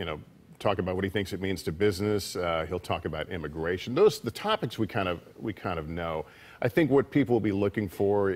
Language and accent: English; California, United States; also born or lived in Chicago; now in New York, United States; I'm from California originally, but that was my adopted home